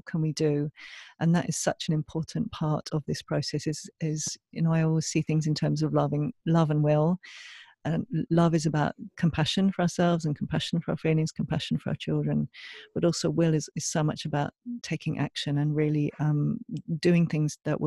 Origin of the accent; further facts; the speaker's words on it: England, United Kingdom; now in Australia; I'm from England originally